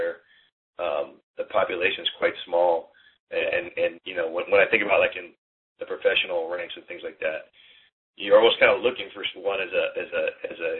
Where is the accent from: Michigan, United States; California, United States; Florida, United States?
California, United States; Berkeley; also born or lived in Hong Kong; I'm from Berkeley